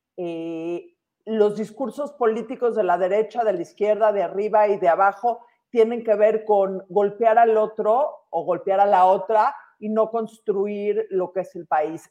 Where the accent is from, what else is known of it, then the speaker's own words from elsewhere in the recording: Mexico; toda la gente en este país tenemos tanto más en común como mexicanos